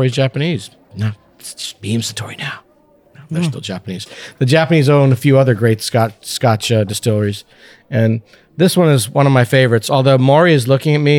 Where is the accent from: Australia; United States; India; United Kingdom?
India; we're from India. My mother cooks with star anise.